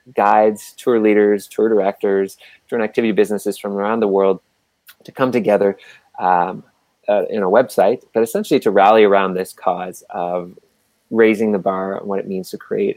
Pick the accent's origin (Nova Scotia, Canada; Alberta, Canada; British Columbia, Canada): Nova Scotia, Canada; Halifax; I grew up in Halifax, Nova Scotia